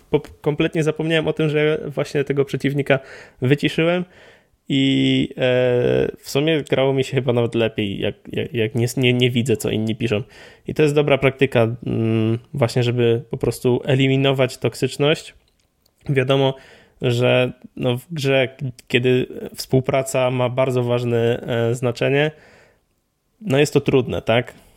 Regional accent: Poland; ja tam mam wpisane, że jestem z Polski

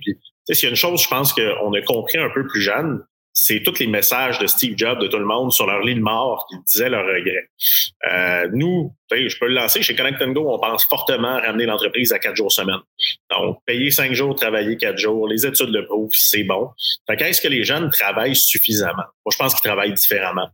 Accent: Quebec, Canada; chez nous au Québec ou au Canada

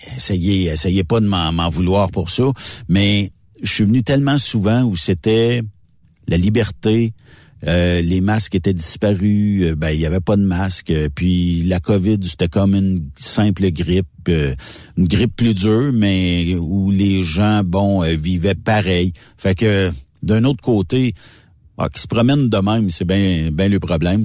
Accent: Canada; moi, je suis Canadien

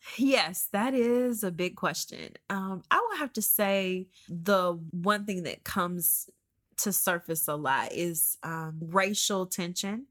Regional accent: Georgia, United States; moved away as an adult; also born or lived in Columbus, Georgia; now in Oklahoma, United States; We grew up in Georgia. We've been in Georgia, um, since I was born

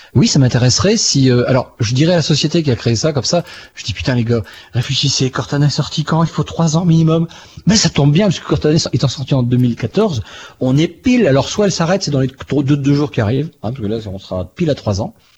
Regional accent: France; je suis français

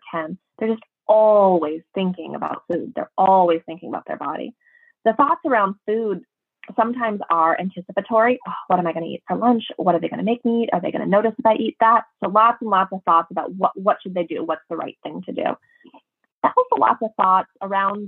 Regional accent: Minnesota, United States; I'm from Minnesota

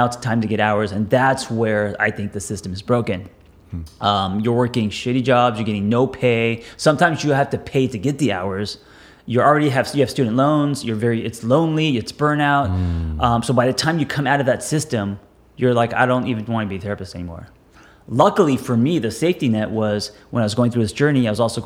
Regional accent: Los Angeles, California, United States; I grew up in Los Angeles

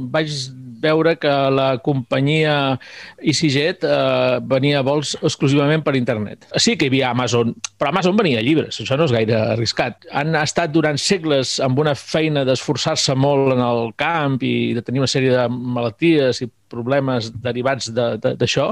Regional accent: Mallorca, Balearic Islands, Spain; moved away; also born or lived in Segur de Calafell, Catalonia; com a mallorquí sempre m'havia quedat la cosa de tornar a Mallorca

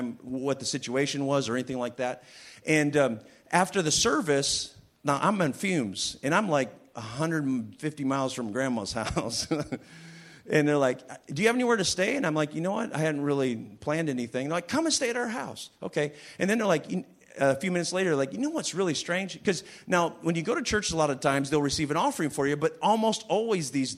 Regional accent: Western Michigan, United States; moved away; also born or lived in England; I'm from Michigan, Western Michigan

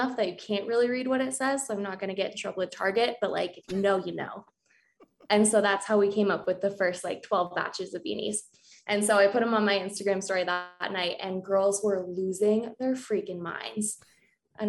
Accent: Crested Butte, Colorado, United States; I was born and raised in Crested Butte

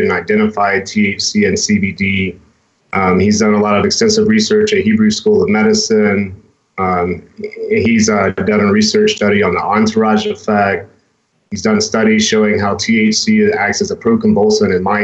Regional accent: Georgia, United States; I'm from Georgia.

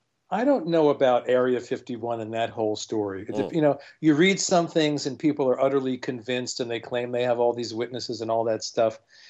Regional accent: New York City, New York, United States; This is growing up in Brooklyn.

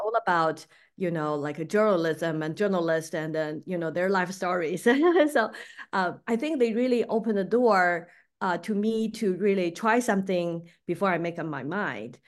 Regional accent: Beijing, China; moved away as an adult; I grew up there. I finished college, uh, in Beijing

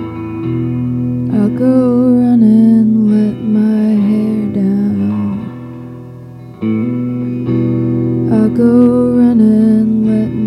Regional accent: Boston, Massachusetts, United States; moved away as an adult; also born or lived in Iowa; now in Chicago, United States; after growing up in Boston, like moving to rural Iowa felt pretty crazy

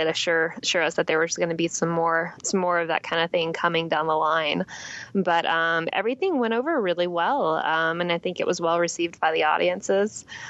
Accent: Atlanta, Georgia, United States; I'm from Atlanta

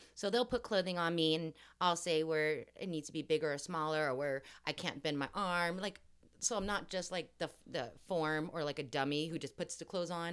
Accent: Los Angeles, California, United States; accent: Valley girl; I grew up in Hollywood and then the Valley, and I'm very proud to say I'm still a Valley girl

